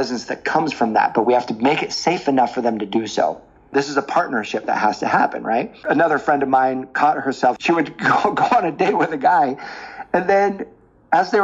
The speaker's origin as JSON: {"language": "English", "area": "the Northwest", "region": "Pacific Northwest", "country": "United States", "said": "I was from the Northwest."}